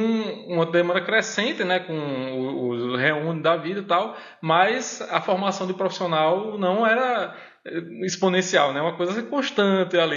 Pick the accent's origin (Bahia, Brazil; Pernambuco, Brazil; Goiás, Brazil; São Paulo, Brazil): Pernambuco, Brazil; Recife; also born or lived in Garanhuns / Mossoró; eu sou de Recife, nasci em Recife